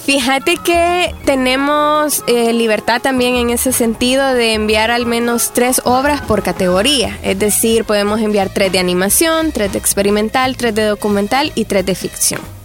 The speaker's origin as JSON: {"language": "Spanish", "country": "El Salvador"}